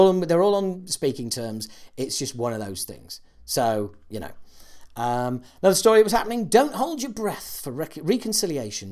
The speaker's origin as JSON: {"language": "English", "country": "United Kingdom", "said": "us Brits"}